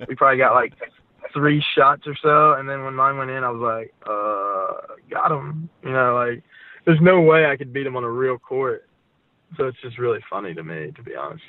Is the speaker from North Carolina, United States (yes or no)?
yes; Gastonia, North Carolina, United States; also born or lived in Akron, Ohio / Jacksonville Beach, Florida; I grew up in Gastonia